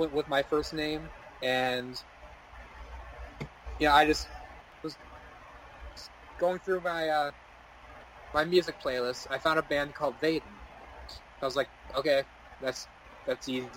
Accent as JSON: {"language": "English", "region": "Wisconsin", "country": "United States", "said": "I got the Wisconsin Spinus thing because I'm from Wisconsin"}